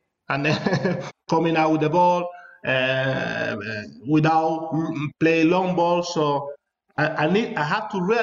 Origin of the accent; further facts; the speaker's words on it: southern Spain, Spain; English is a second language; moved away as an adult; also born or lived in Mallorca / Valencia / London; South people from Spain, for us, it's very difficult to speak even Spanish